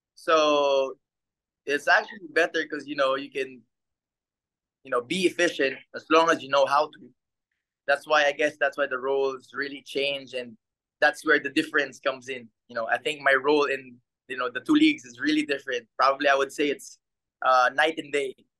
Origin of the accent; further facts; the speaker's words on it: Philippines; moved away as an adult; now in Japan; my hometown, with my in front of my people